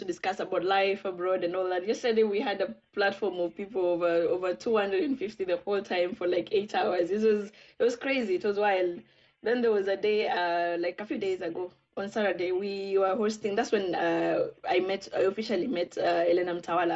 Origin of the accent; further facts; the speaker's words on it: Kenya; Being Kenyan is one thing